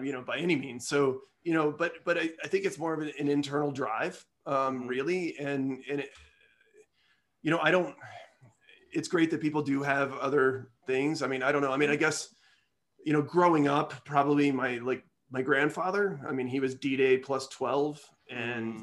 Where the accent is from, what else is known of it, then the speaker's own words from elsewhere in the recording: Midwest, United States; I'm a Midwesterner